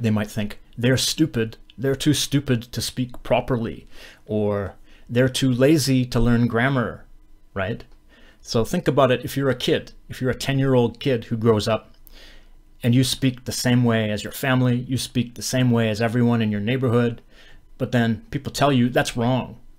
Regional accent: Western Canada, Canada; where I'm from, I'm from Western Canada

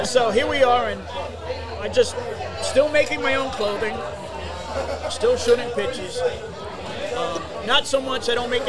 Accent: New York City, New York, United States; moved away as an adult; also born or lived in Long Island, New York; now in Florida, United States; I'm born and raised in the Bronx, and then I was raised in Queens, New York, Rosedale.

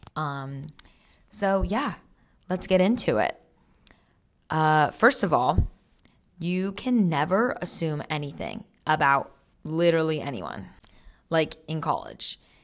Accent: Monterey, California, United States; I'm from Central California, which I think people would consider NorCal, like Monterey

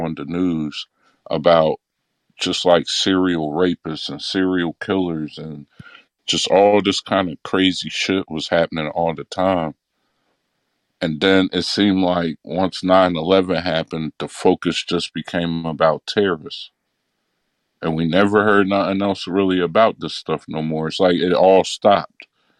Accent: Midwest, United States; But then I also thought that I'm from the Midwest.

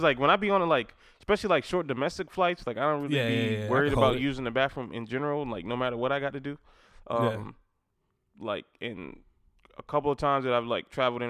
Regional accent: South Carolina, United States; You know I'm from South Carolina, so damn.

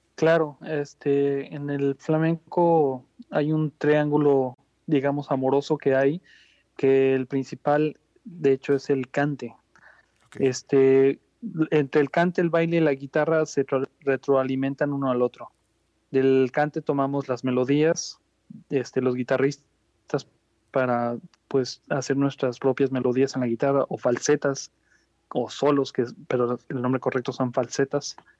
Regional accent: Guadalajara, Jalisco, Mexico; also born or lived in Ciudad Guzmán, Jalisco; yo nací en Guadalajara en el año 81, pero desde los 12 años yo llegué a vivir y radicar en Ciudad Guzmán, Jalisco.

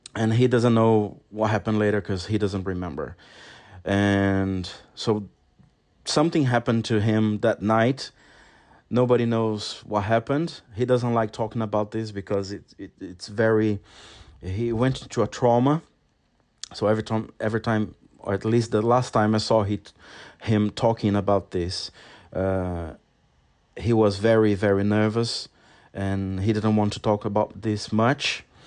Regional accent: Brazil; English is a second language; moved away as an adult; now in London, United Kingdom; I was still living in my hometown, which is a very small town in Brazil

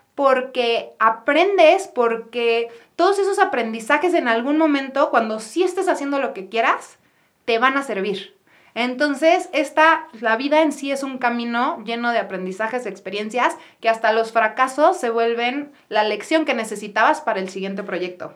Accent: Guadalajara, Jalisco, Mexico; yo soy de Guadalajara, soy la tercera de cuatro hermanos

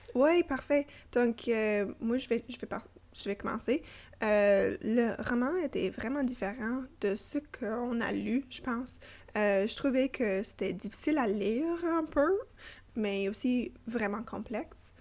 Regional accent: Toronto, Ontario, Canada; first language English; French is a second language; now in Ottawa, Canada; née et grandie à Toronto, j'habite et travaille à Ottawa

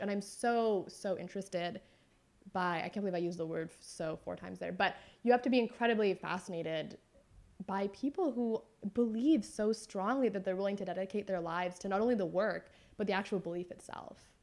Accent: Northern California, United States; When I was growing up in Northern California, the only connections I had to the Sarah Malabar faith were relatives

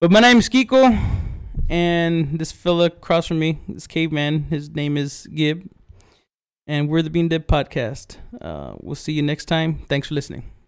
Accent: Big Wells, Texas, United States; right outside of Big Well's, my hometown

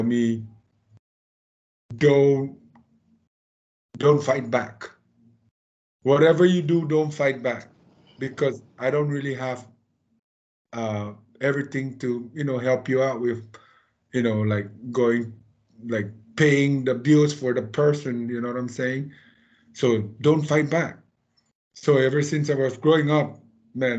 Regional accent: Saipan, Northern Mariana Islands; I grew up here in Saipan.

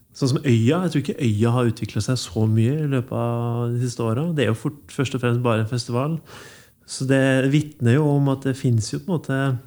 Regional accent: Levanger, Trøndelag, Norway; also born or lived in Tiller, Trondheim; now in Trondheim, Norway; Jeg kommer fra Ytterøya, så jeg kommer fra en gård.

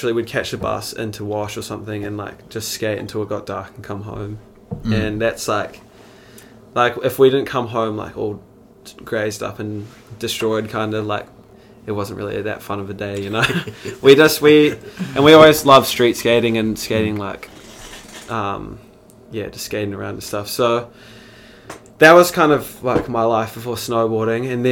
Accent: Christchurch, Canterbury, New Zealand; also born or lived in Spain / Queenstown; I was born and raised in Christchurch

